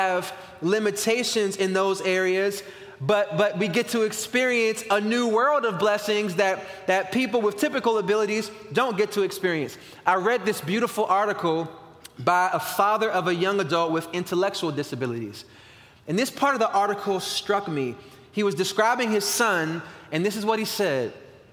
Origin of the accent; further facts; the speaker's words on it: Washington, District of Columbia, United States; the church I grew up in Northeast Washington, D.C., where my dad still pastors today